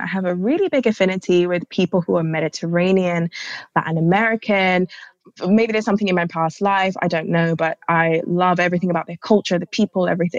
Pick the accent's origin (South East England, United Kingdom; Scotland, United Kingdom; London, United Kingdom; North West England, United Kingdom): London, United Kingdom; I just happen to live here in London